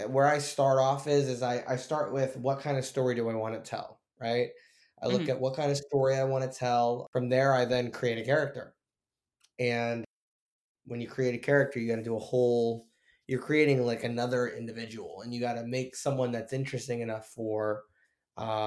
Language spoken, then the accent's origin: English; Tampa, Florida, United States; I am born and raised in Tampa